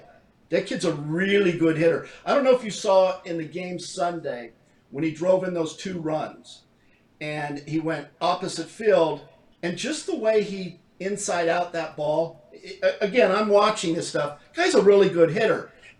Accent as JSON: {"language": "English", "town": "Hawthorne", "region": "California", "country": "United States", "said": "I'm from California."}